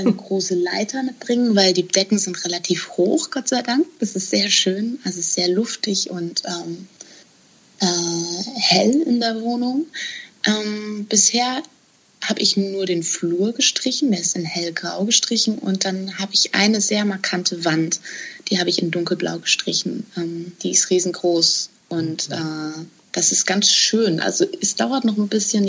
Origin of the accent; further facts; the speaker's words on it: outskirts of Hamburg, Germany; ich bin auf dem Land aufgewachsen oder am Rande von Hamburg